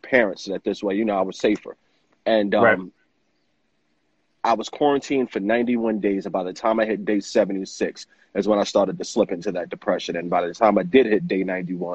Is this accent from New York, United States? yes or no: yes; New York City, New York, United States; born and raised in New York City, in the Bronx, the Soundview area of the Bronx